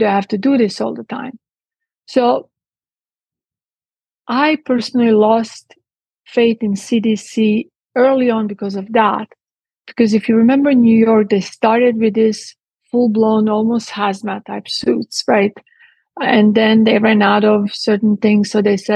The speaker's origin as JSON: {"language": "English", "town": "Split", "region": "Split-Dalmatia County", "country": "Croatia", "tie": "born or raised there", "also_born_or_lived": "Italy / England", "moved": "as an adult", "lives_now": "Texas, United States", "said": "I was born in what used to be Yugoslavia at the time, and I grew up in Split. At 18, I left"}